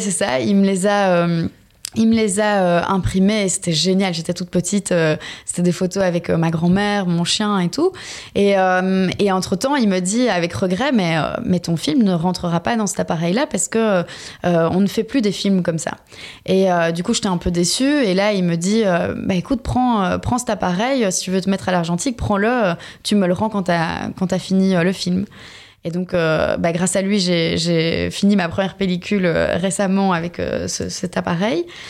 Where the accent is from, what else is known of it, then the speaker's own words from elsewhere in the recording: Belgium; moved away as an adult; also born or lived in Istanbul, Turkey; je suis effectivement belge.